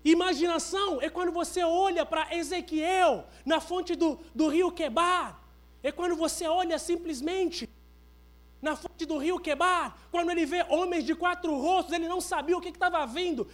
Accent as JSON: {"language": "Portuguese", "country": "Angola", "moved": "yes", "lives_now": "Brazil", "said": "Eu sou de Angola"}